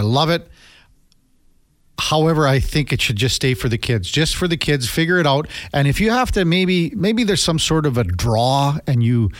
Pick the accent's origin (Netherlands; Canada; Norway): Canada; I'm going to say I'm out just being a Canadian